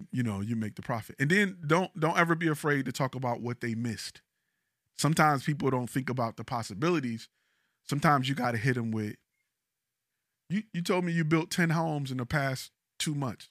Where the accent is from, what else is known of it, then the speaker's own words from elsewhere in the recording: Detroit, Michigan, United States; now in Dallas, United States; I'm from Detroit. I've never heard of a heated driveway until I came to Texas.